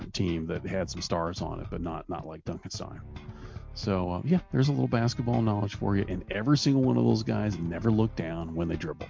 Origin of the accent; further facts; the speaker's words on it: Indiana, United States; now in Kentucky, United States; I live in Kentucky. I grew up in Indiana.